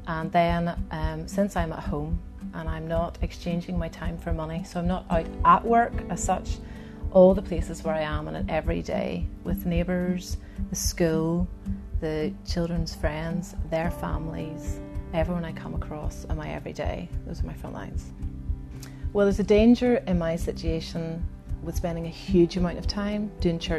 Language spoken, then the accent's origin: English; Ballymena and Derry, Northern Ireland, United Kingdom; also born or lived in Aberdeen; now in Belfast, United Kingdom; I grew up in Ballymena and in Derry